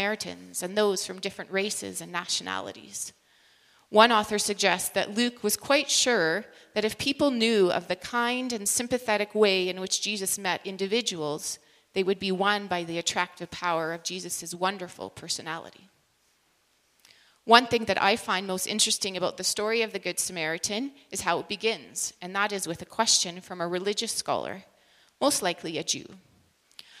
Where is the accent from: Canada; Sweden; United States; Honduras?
Canada; British Columbia; moved away as an adult; now in Saskatchewan, Canada; I actually grew up in British Columbia and moved to Saskatchewan now 20 years ago